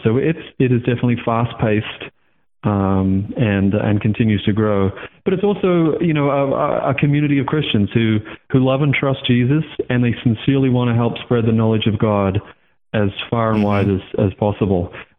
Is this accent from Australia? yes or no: yes; Australia; now in Sanford, United States; I'm originally from Australia, and currently I'm serving as a senior manager of communications at Ligonier Ministries, and I'm calling you now not from down under, but from Sanford here in Central Florida.